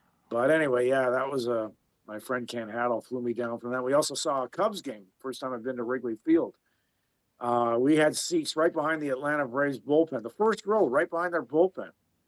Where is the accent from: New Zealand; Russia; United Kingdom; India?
United Kingdom; Belfast, Northern Ireland; to be Irish Catholic and growing up in Belfast, just suffice to say, it was a tough neighborhood.